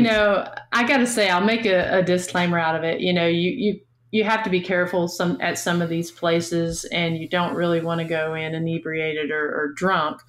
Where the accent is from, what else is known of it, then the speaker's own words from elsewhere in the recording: Northeast Tennessee, United States; moved away as an adult; now in Chattanooga, United States; I'm from Northeast Tennessee, just about an hour north of Knoxville, but I currently live down in the Chattanooga